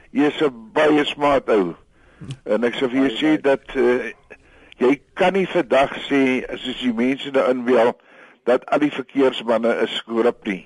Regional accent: South Africa

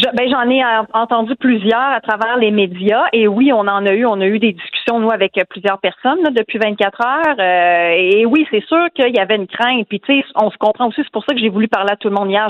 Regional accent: Quebec City, Quebec, Canada; moi, je viens de Québec, je vous l'ai dit, j'ai grandi sur la rive sud et dans Louis-Hébert, en banlieue ouest de Québec

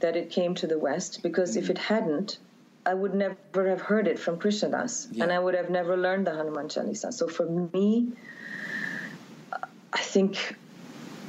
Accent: India; now in New York, United States; I grew up in India

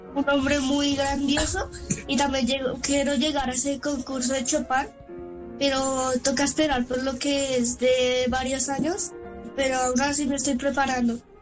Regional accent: Colombia; soy colombiano

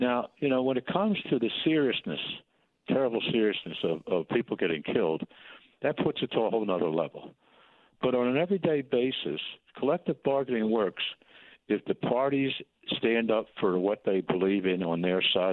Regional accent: Philadelphia, Pennsylvania, United States; I live in a city, born and raised in Kensington

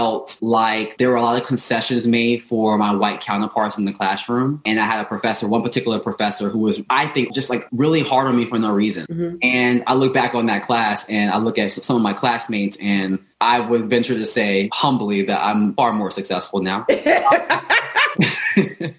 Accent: New York City, New York, United States; when I went out to in my community, it was mainly us Black people. In Bed-Stuy, it was predominantly Black neighborhood

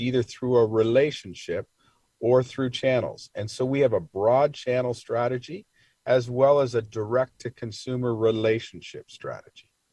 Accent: Toronto, Ontario, Canada; I am from Toronto

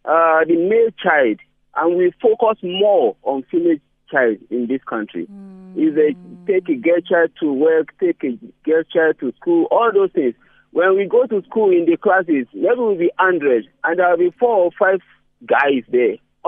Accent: Nigeria; I'm from Nigeria, Bramo, and there is something they call Sharia law.

